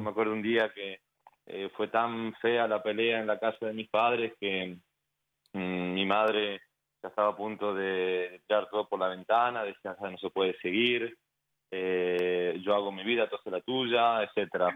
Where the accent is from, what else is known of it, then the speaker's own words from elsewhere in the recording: San Miguel de Tucumán, Tucumán, Argentina; now in Florida, United States; yo soy bien argentino, eh, nacido en una ciudad que se llama San Miguel, en Tucumán, San Miguel de Tucumán, al norte de Argentina